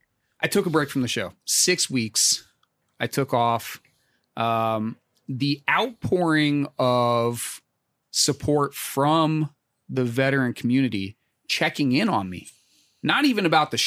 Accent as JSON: {"language": "English", "town": "Pittsburgh", "region": "Pennsylvania", "country": "United States", "tie": "born or raised there", "said": "I grew up in Pittsburgh, generational Steeler fan, right?"}